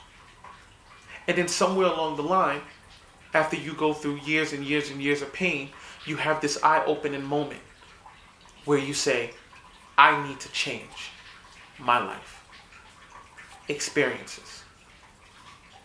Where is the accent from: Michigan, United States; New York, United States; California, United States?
New York, United States; New York City; I didn't grow up in a prominent neighborhood. I grew up in the South Bronx.